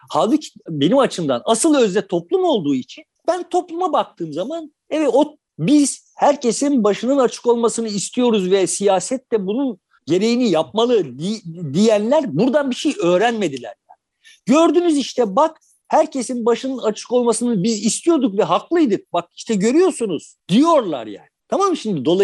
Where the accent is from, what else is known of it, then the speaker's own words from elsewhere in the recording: Turkey; Yani bu boşluk bak kardeşim biz Türk'üz ama tamam ya